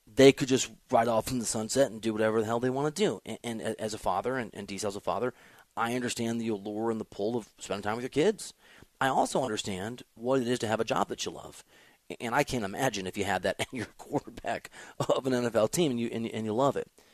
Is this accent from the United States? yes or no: yes; Iowa, United States; also born or lived in Chicago suburbs, Illinois / Missouri; now in Los Angeles, United States; grew up in Iowa and the Chicago suburbs.